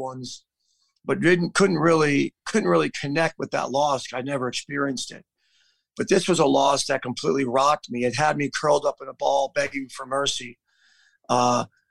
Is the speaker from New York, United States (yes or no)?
yes; New York, United States; moved away as an adult; now in Columbus, United States; I'm from New York